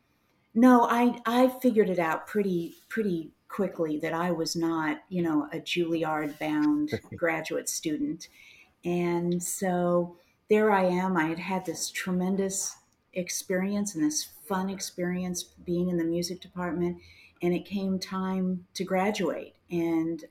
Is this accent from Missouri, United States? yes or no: yes; Kansas City, Missouri, United States; also born or lived in New Orleans; I am from Kansas City. I was born here and went to school here.